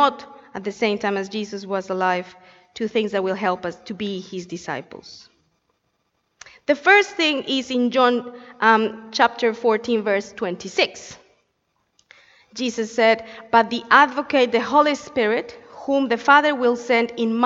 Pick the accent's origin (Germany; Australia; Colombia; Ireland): Colombia; moved away; I come from Colombia